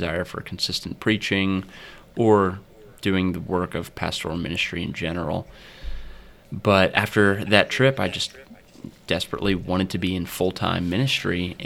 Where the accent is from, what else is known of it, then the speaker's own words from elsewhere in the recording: Mount Vernon, Ohio, United States; I'm attending Mount Vernon Nazarene University primarily because that's where that was the university in my hometown.